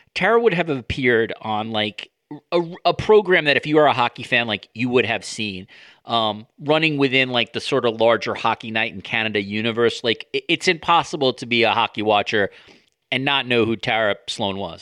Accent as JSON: {"language": "English", "country": "United States", "said": "As an American"}